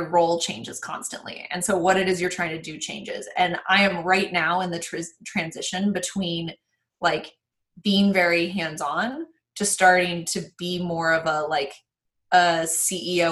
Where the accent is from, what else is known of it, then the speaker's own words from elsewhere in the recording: Reno, Nevada, United States; growing up, I'm from Reno, Nevada